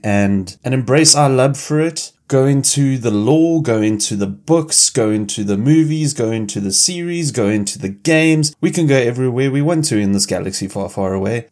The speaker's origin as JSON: {"language": "English", "town": "Cape Town", "region": "Western Cape", "country": "South Africa", "tie": "born or raised there", "said": "I was born in Cape Town"}